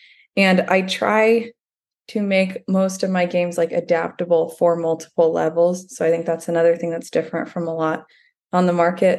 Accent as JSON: {"language": "English", "town": "Dallas", "region": "Texas", "country": "United States", "tie": "born or raised there", "also_born_or_lived": "New York City / South Carolina", "moved": "as an adult", "said": "like you said. I grew up in Dallas, Texas"}